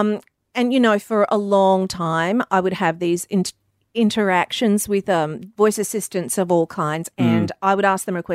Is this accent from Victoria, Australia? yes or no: no; Mackay, Queensland, Australia; moved away as an adult; now in United States; Growing up in the Mackay Whitsundays area.